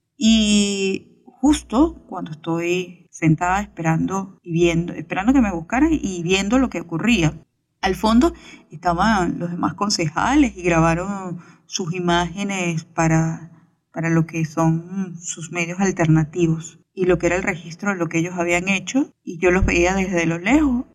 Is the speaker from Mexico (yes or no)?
no; Venezuela